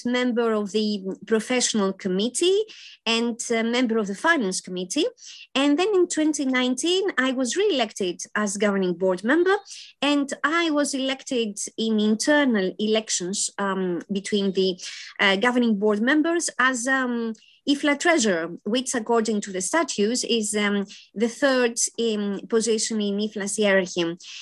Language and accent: English; Athens, Attica, Greece; I was born in Athens, Greece